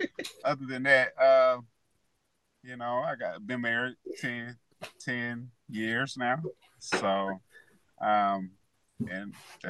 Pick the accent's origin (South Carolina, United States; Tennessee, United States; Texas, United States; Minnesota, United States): Texas, United States; Lancaster; moved away as an adult; now in Houston, United States; I actually was born and raised in Lancaster, Texas.